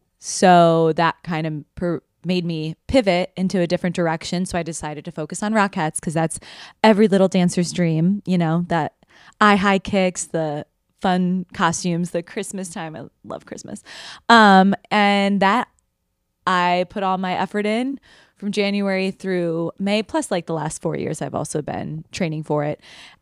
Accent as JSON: {"language": "English", "town": "Chicago", "region": "Illinois", "country": "United States", "moved": "as an adult", "lives_now": "New York City, United States", "said": "I'm from Chicago. I moved here, like I said, in 2021 to pursue my dreams of being a dancer in New York City."}